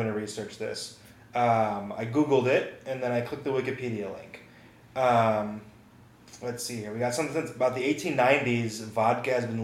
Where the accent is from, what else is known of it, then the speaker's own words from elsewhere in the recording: Evanston, Illinois, United States; moved away; also born or lived in Pennsylvania / Montana; growing up in Evanston, Illinois